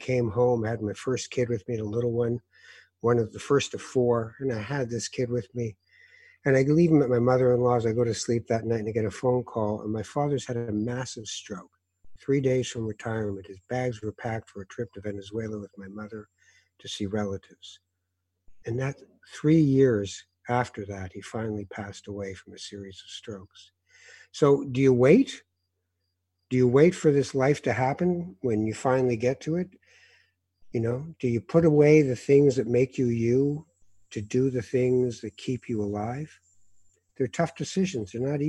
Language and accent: English; Morocco; We came from Morocco. We're killing ourselves here, and you're going to be a what?